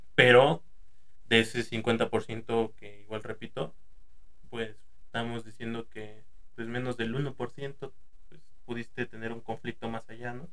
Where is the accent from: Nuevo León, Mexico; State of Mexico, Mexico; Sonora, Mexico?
State of Mexico, Mexico; Toluca; Somos de aquí de Toluca